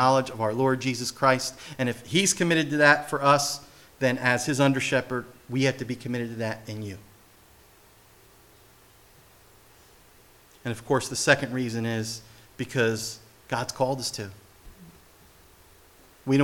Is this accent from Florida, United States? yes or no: no; New Jersey, United States; I'm from Jersey